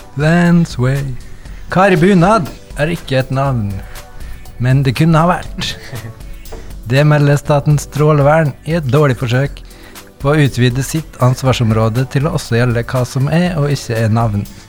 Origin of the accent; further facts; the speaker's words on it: Møre coast, Møre og Romsdal, Norway; jeg er en fyr fra Mørekysten